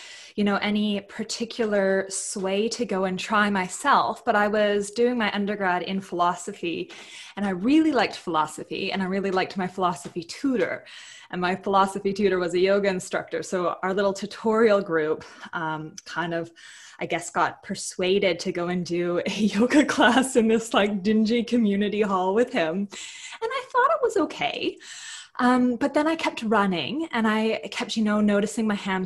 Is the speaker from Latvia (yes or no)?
no; Canada; moved away as an adult; now in Adelaide, Australia; I'm from Canada, so I moved here to Australia